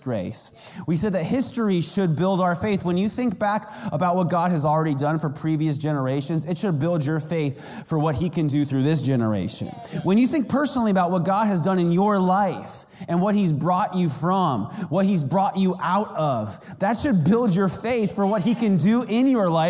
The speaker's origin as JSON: {"language": "English", "region": "Arizona", "country": "United States", "said": "I'm from Arizona."}